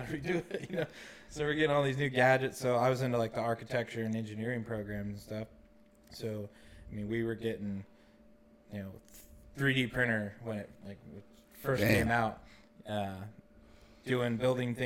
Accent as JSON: {"language": "English", "town": "Durham", "region": "California", "country": "United States", "tie": "born or raised there", "also_born_or_lived": "Chico, California", "said": "I grew up in Durham, California"}